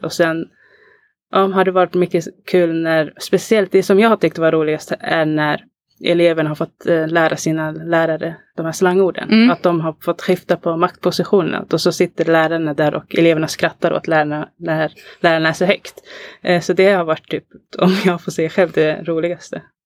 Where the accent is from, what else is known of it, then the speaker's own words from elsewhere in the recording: Alby, Stockholm County, Sweden; jag är uppvuxen i Alby